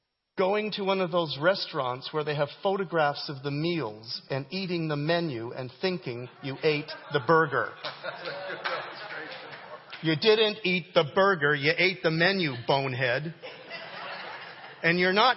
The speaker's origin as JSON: {"language": "English", "country": "Canada", "tie": "born or raised there", "moved": "yes", "said": "I grew up in Canada"}